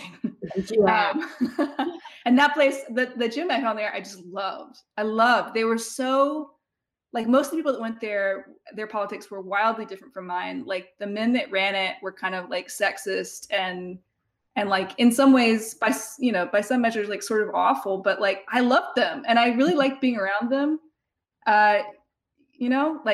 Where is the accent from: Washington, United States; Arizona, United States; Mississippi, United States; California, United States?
Mississippi, United States; moved away; Ole Miss is like a, you know, hour drive or less from my hometown